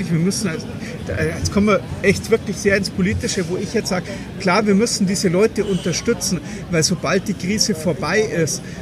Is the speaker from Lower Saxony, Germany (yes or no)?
no; Munich, Bavaria, Germany; es ist doch vollkommen egal, ob ich jetzt als Münchner irgendwo 700 Kilometer in die Pampas fahre, nach Weißwasser oder direkt nach Berlin.